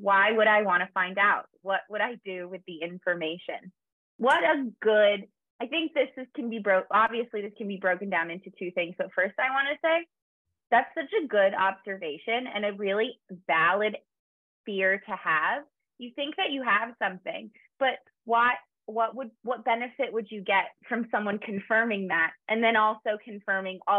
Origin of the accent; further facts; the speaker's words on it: Kansas City, Missouri, United States; moved away; I'm from Kansas City, and I came home to visit my family